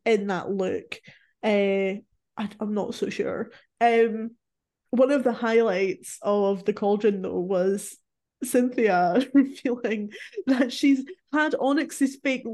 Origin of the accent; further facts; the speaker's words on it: Scotland, United Kingdom; I'm Scottish